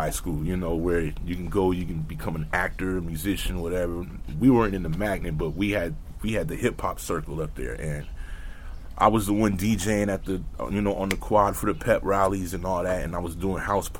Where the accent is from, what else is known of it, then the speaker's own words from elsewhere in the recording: Los Angeles, California, United States; I was born and raised in L.A. I was born in Hollywood, raised in West L.A., Crescent Heights to be exact.